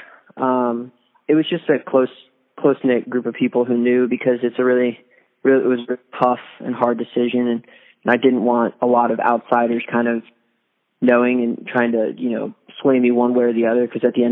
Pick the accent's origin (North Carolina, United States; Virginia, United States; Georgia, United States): Virginia, United States; I'm from Virginia